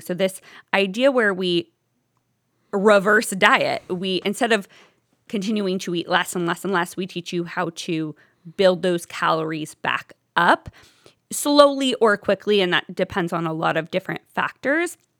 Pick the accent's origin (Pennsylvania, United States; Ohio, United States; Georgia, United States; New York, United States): Ohio, United States; Toledo; moved away as an adult; also born or lived in Oxford, Ohio; now in Cleveland, United States; I'm originally from Toledo